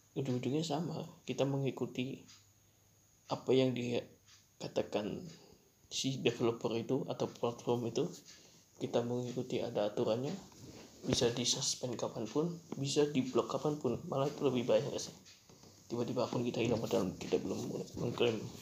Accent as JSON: {"language": "Indonesian", "region": "Java", "country": "Indonesia", "said": "aku orang Jawa juga"}